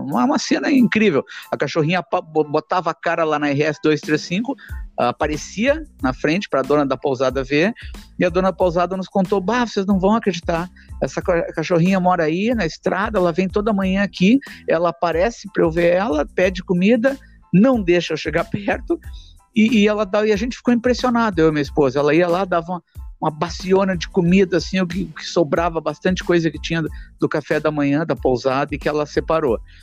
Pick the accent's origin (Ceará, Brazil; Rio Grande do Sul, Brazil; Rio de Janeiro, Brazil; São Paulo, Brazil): Rio Grande do Sul, Brazil; Porto Alegre; eu sou um cara que mora em Porto Alegre, que nasci em Porto Alegre